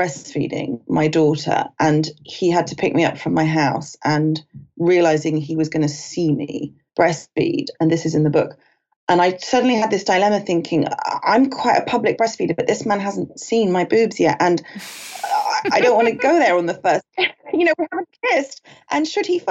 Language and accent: English; United Kingdom; moved away as an adult; also born or lived in Los Angeles; I'm British. I was a journalist in London